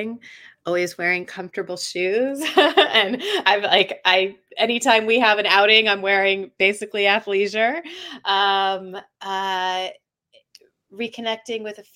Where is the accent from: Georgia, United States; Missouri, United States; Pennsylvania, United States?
Georgia, United States; Atlanta; I grew up in Atlanta, I should say. So it was a very suburban childhood